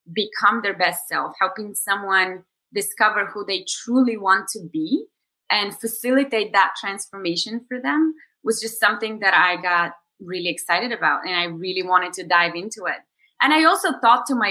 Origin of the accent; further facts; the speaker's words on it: Bulgaria; moved away as an adult; also born or lived in New York, United States; I am originally from Bulgaria and I'm here now for the summer